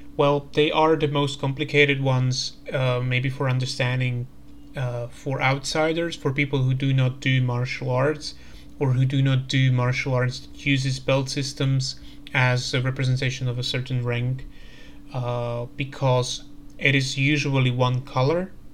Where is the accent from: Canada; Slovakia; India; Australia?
Slovakia; I'm coming from Slovakia